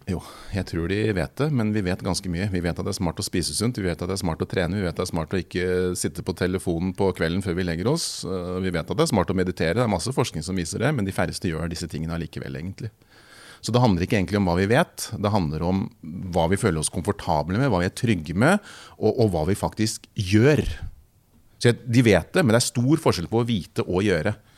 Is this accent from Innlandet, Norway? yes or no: no; Kongsberg, Buskerud, Norway; Kjørte rundt på moped i Kongsberg, der jeg kommer fra, og banka dør og solgte på dør